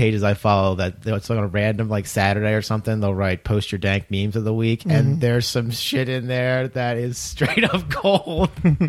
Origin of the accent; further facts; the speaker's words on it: Delco, Pennsylvania, United States; now in Delaware, United States; I'm from Delco.